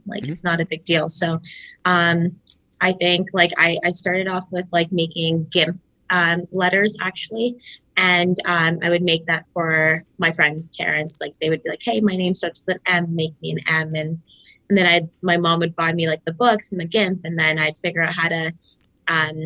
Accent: Markham, Ontario, Canada; I grew up in Toronto, or I'd say like Markham, Ontario, smaller town

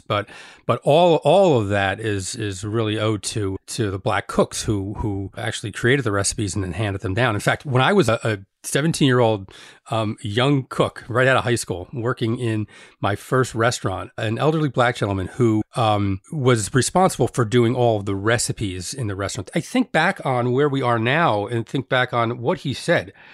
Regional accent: Elizabeth, New Jersey, United States; also born or lived in East Orange, New Jersey; I grew up in Elizabeth, but I, I, I lived in East Orange

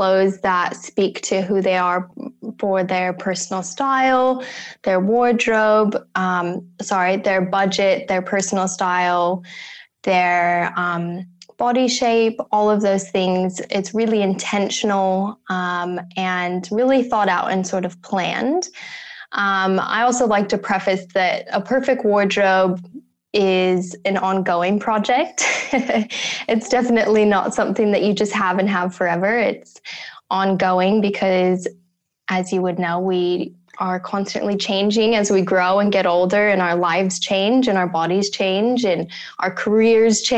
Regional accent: United States; moved away as an adult; now in Australia; Born and raised in America, in small town America

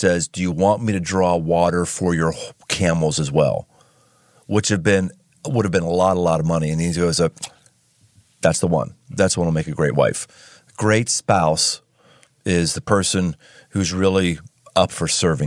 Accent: Cincinnati, Ohio, United States; my hometown of Cincinnati

